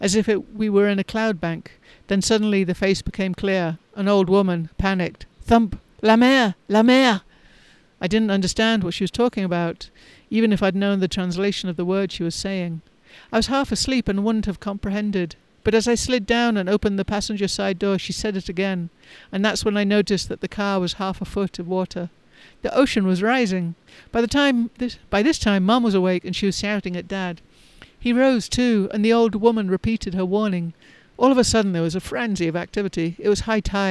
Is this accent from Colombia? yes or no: no; England, United Kingdom; moved away as an adult; also born or lived in London; now in United States; I left England. I left my small town to study languages and migration patterns in London